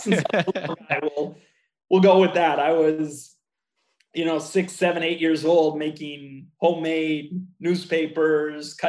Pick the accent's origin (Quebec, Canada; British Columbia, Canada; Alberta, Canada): Quebec, Canada; Montreal; moved away as an adult; now in Washington, United States; born and raised in Montreal